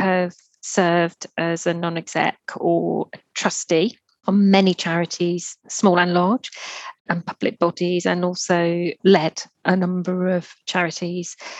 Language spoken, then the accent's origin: English; Merseyside, North West England, United Kingdom; I grew up on Merseyside. That's near Liverpool